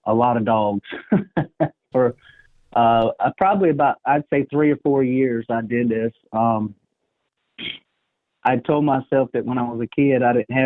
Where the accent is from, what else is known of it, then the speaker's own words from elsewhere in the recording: Orangeburg, South Carolina, United States; moved away as an adult; also born or lived in Montana; I moved back to my hometown of Orangeburg